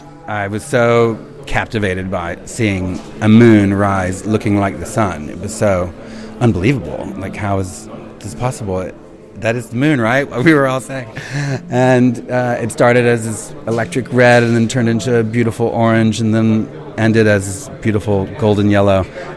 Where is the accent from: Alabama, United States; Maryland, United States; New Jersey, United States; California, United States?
Alabama, United States; I've done it with a lawnmower because I grew up in Alabama, so I knew how to cut grass. I used to talk a lot different.